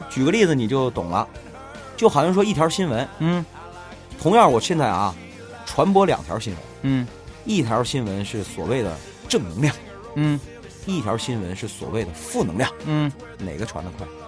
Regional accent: Northeast China, China; 我们东北人吧，老实讲，其实我们是不善于表达

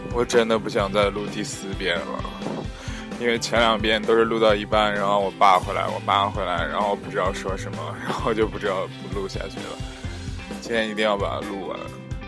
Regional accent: China; moved away; also born or lived in Europe; 我的家乡还是很安静、甜美的

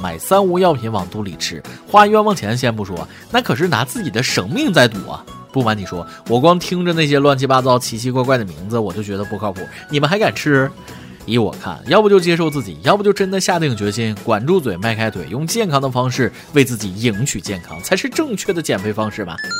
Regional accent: China; 身为中国人

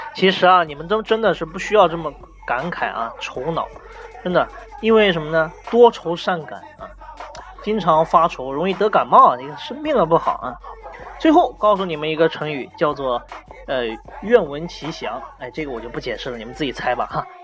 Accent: China; 我们中国人

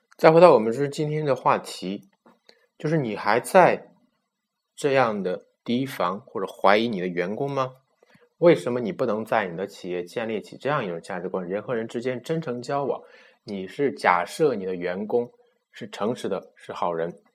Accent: China; 我们中国人

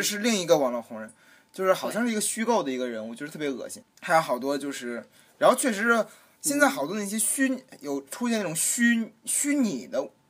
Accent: Beijing, China; 身为一个北京人

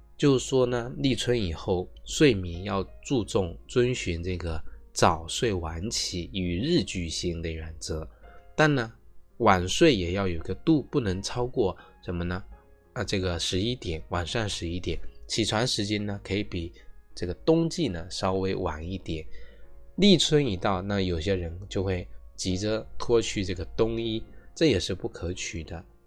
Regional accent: China; 我们中国人

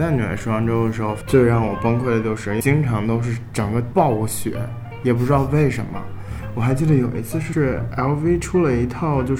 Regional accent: Qingdao, Shandong, China; 那但是我在青岛长大，我也没有觉得有很重的海味。

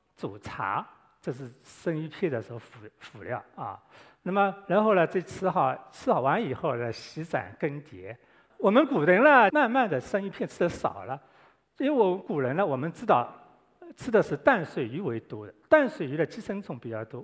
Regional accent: Guangdong, China; 我们广东人很喜欢煲粥、煲汤

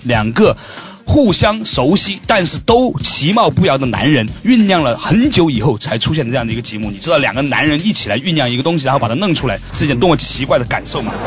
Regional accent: China; 我们中国人

